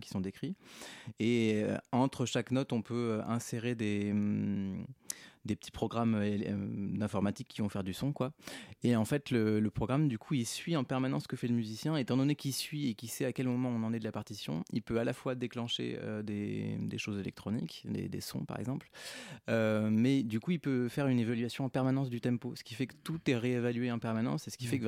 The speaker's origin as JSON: {"language": "French", "region": "Provence-Alpes-Côte d'Azur", "country": "France", "tie": "born or raised there", "moved": "yes", "said": "je suis né dans les Hautes-Alpes donc, euh, bah, j'habitais dans les Hautes-Alpes et donc j'étais au conservatoire dans les Hautes-Alpes"}